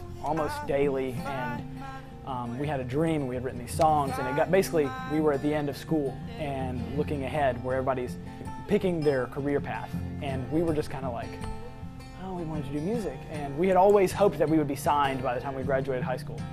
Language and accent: English; Chelsea, Alabama, United States; I'm from Chelsea, Alabama